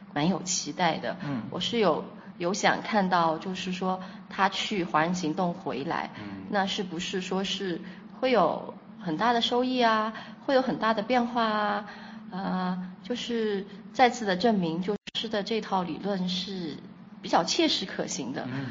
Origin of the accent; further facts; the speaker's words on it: Kunming, Yunnan, China; 我来自云南昆明